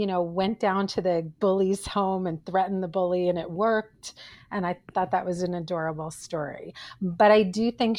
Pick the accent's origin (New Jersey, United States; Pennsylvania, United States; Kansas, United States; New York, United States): New Jersey, United States; I'm from back east. New Jersey. And I was born in a colonial home on 4 acres with tons of animals and 2 older brothers